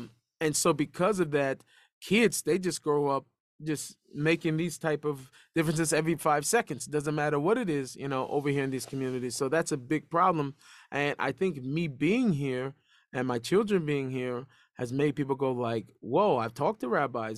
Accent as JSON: {"language": "English", "country": "United States", "tie": "born or raised there", "said": "I grew up in a Jewish neighborhood, I grew up"}